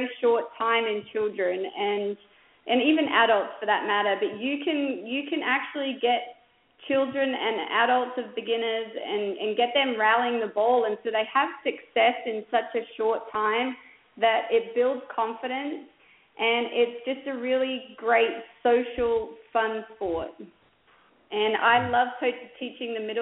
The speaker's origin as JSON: {"language": "English", "town": "Adelaide", "region": "South Australia", "country": "Australia", "tie": "born or raised there", "also_born_or_lived": "Oklahoma", "moved": "as an adult", "lives_now": "New Braunfels, United States", "said": "I grew up in Adelaide, which is in South Australia"}